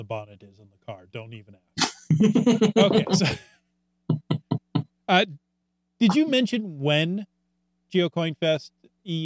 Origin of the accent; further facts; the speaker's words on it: United States; as an American